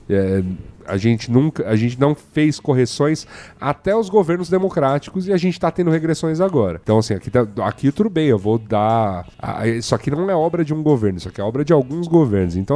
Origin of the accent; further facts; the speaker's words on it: Brazil; eu, como brasileiro